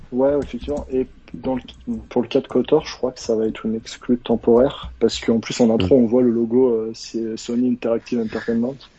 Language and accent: French; Savoie, Auvergne-Rhône-Alpes, France; je viens euh, de Savoie